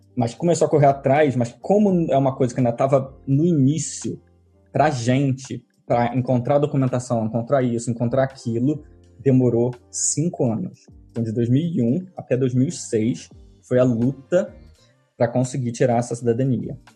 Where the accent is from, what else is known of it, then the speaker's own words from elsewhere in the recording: Rio de Janeiro, Brazil; moved away as an adult; also born or lived in London, United Kingdom / Cornwall, United Kingdom / Derby, United Kingdom / Bournemouth, United Kingdom; now in Brighton, United Kingdom; eu sou carioca, moro hoje em dia no sul da Inglaterra, em Brighton, mas eu saí do Brasil em 2007.